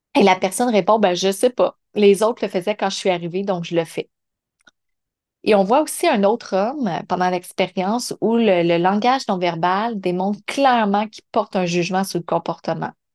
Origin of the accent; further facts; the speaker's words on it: Montreal region, Quebec, Canada; l'intention était de revenir dans la région de Montréal